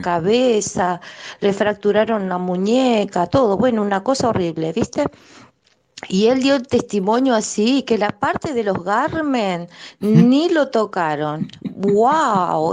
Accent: Concordia, Entre Ríos, Argentina; now in Buenos Aires, Argentina; cuando era chica, que era miembro de la iglesia, había escuchado en reuniones de testimonios allá en mi provincia eh, de Entre Ríos, en Concordia

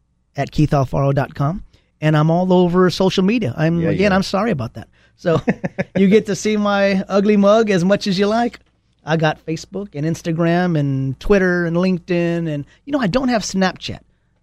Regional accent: Texas, United States; I'm glad I'm here. I'm glad I'm a Texan. I'm not going anywhere.

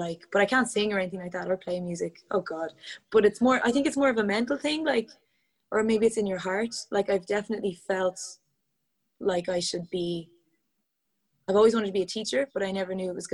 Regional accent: Portlaoise, Leinster, Ireland; I'm from Portlaoise, and there were no dance classes back then, really, in Portlaoise

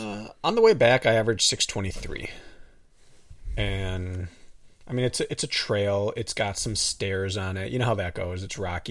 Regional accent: Wisconsin, United States; accent: up north; also born or lived in Milwaukee; I say a little differently than, like, the rest of Milwaukee. It's a little more up north

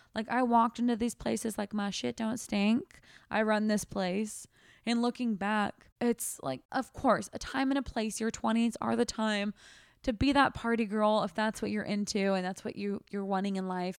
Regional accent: United States; also born or lived in Australia; we are three American girls

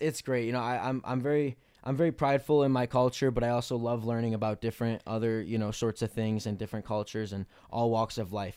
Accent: Melrose Park, Illinois, United States; I grew up in Melrose Park, Illinois

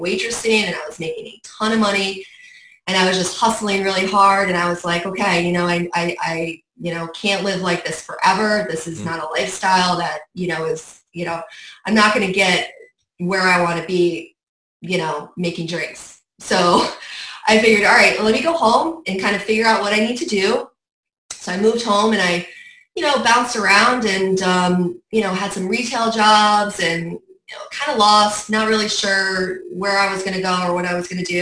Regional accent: Saratoga Springs, New York, United States; moved away as an adult; also born or lived in Miami; I have been born and raised in Saratoga Springs. Grew up there, was born in Saratoga Hospital, went to Saratoga High

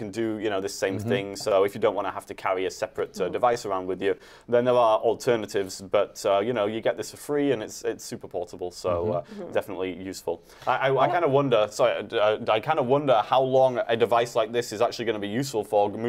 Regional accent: England, United Kingdom; moved away as an adult; now in United States; I've been here for coming up on 11 years now. I'm from England originally

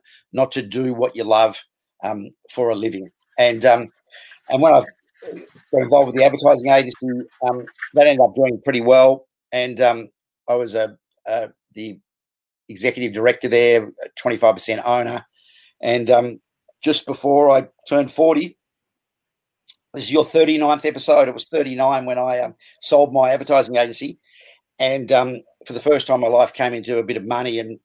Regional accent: Melbourne, Victoria, Australia; also born or lived in Sydney; I was born in Sydney, moved to Melbourne when I was very young, grew up in Cheltenham, went to Bowie North Primary and Bowie High School at first before moving across. My parents got separated, stayed with my dad, went to Wesley and Paran, growing up in Glen Waverley

